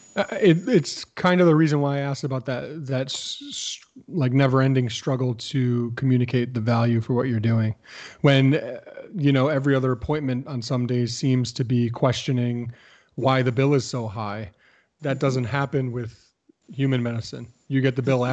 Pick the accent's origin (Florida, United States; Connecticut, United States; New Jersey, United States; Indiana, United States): Connecticut, United States; Plainville; moved away; Plainville, Connecticut, my hometown, where I no longer live